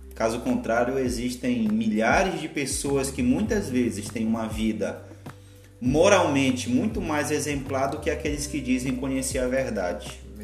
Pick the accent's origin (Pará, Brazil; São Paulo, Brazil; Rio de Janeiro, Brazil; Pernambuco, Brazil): Pará, Brazil; moved away as an adult; now in Santa Catarina, Brazil; eu sou natural do Pará, moro aqui em Santa Catarina tem cerca de sete anos.